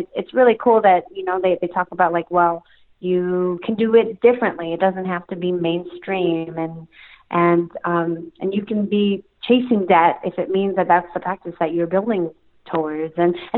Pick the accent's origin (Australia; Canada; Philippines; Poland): Philippines; I feel like I'm related to him because, you know, we're Filipino.